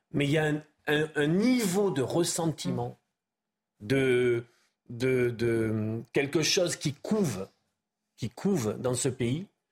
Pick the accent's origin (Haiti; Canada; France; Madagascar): France; Béarn, Nouvelle-Aquitaine; chez moi en Béarn